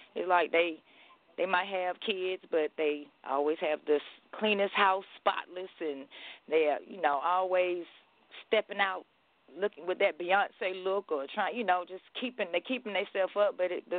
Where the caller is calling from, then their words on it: Athens, Georgia, United States; Calling from Athens, Georgia.